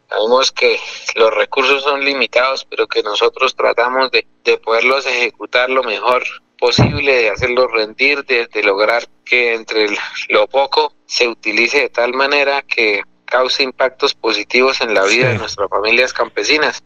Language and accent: Spanish; Tona, Santander, Colombia; el corregimiento de la Corcova mi tierra